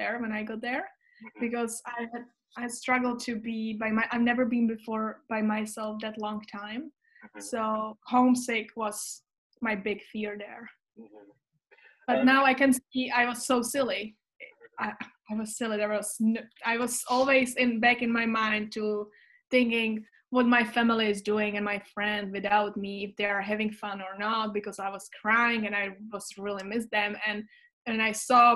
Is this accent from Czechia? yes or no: yes; Czechia; English is a second language; moved away as an adult; also born or lived in Canada; I was also volunteering in the summer camps back in Czech